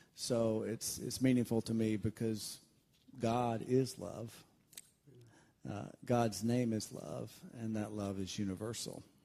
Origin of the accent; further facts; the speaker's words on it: Valley, Alabama, United States; I grew up right north of Auburn, Alabama, in a very small town in Alabama called Valley, Alabama.